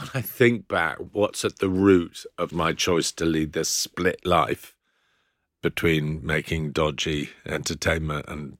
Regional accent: Philippines; also born or lived in New Zealand; now in United Kingdom; I was born in New Zealand. My mum's Australian as well. And then when I was four, we moved to the Philippines.

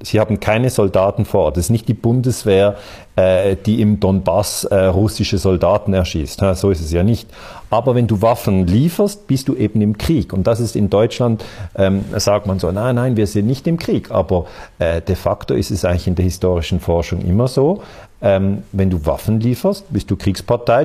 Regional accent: Switzerland; Ich bin ja aus der Schweiz

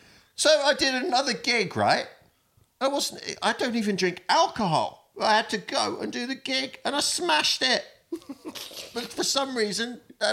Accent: Salford, North West England, United Kingdom; So, I was growing up in Salford

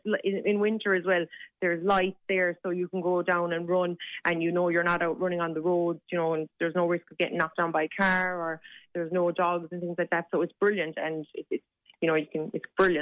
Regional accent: Kilfinane, Munster, Ireland; So we're both from Limerick

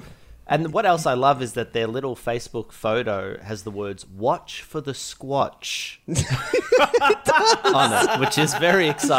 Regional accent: Werribee, Victoria, Australia; I grew up in the western suburbs of Werribee, of Melbourne, in a town called Werribee.

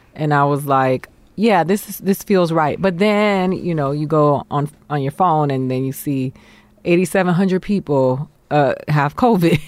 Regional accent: Miami, Florida, United States; moved away; also born or lived in New York / Boston, Massachusetts; Miami is where I grew up

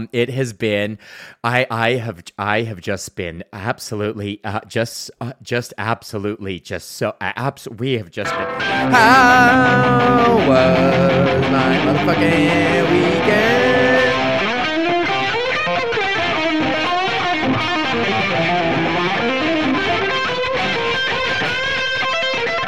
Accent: Sunshine Village, Alberta, Canada; moved away as an adult; now in Ontario, Canada; I grew up in Sunshine fucking Village, and that's where I ski

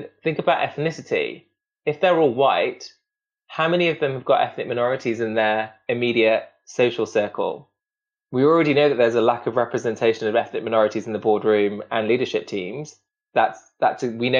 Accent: Derby, East Midlands, United Kingdom; I'm Indian, I'm Sikh, I'm working class, I'm from Derby

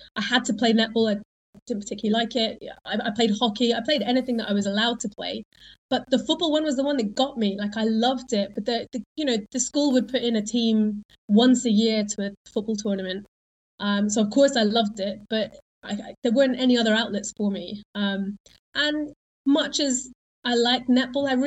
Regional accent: Isle of Wight, South East England, United Kingdom; I grew up on the Isle of Wight.

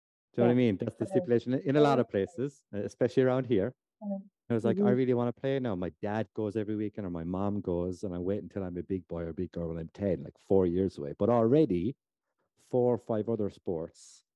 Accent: Lahinch, Munster, Ireland; I'm from Lahinch

